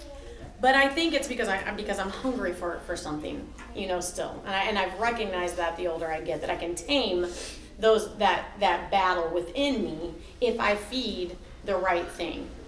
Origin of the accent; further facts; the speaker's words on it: Alton, United States; I grew up in Alton.